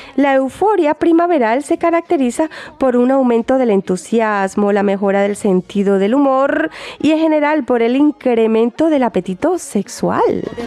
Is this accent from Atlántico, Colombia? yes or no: yes; Barranquilla, Atlántico, Colombia; now in Germany; en esta tierra de donde yo vengo, Barranquilla concretamente, ciudad natal también de mi maravillosa mm, compatriota …